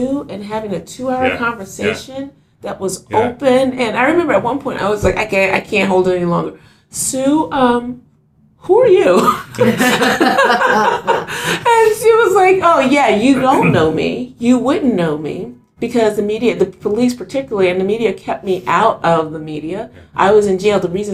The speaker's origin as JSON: {"language": "English", "town": "Philadelphia", "region": "Pennsylvania", "country": "United States", "tie": "born or raised there", "said": "I remember I grew up in Philadelphia. I grew up in West Philadelphia"}